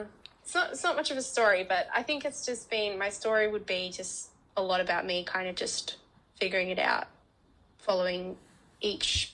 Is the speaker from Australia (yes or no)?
yes; Canberra, Australian Capital Territory, Australia; moved away as an adult; now in Melbourne, Australia; I'm originally from Canberra, a nice small town known as the capital of Australia.